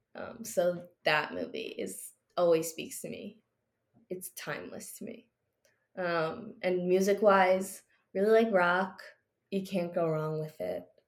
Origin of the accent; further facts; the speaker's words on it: New Jersey, United States; also born or lived in Maryland; being in my home state